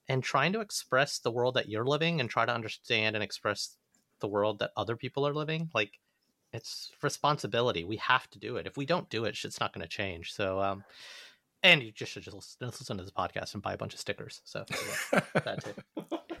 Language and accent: English; Alabama, United States; moved away; growing up in the South